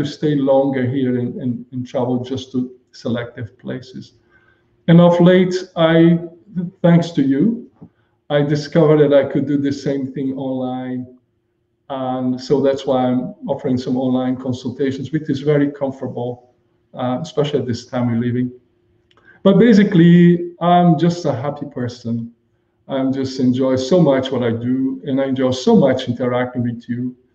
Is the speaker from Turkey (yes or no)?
no; Brazil; moved away as an adult; also born or lived in Japan / Germany; now in Bahamas; Originally, I'm originally from Brazil.